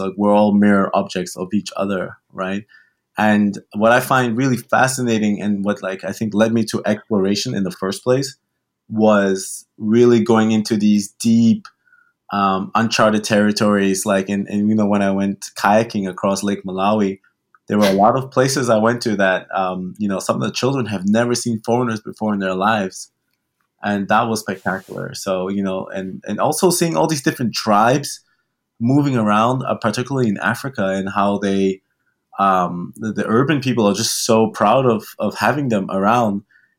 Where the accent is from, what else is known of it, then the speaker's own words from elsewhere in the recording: Turks & Caicos Islands; born there; also born or lived in Germany; I was born in the Caribbean, born in Turks and Caicos Islands.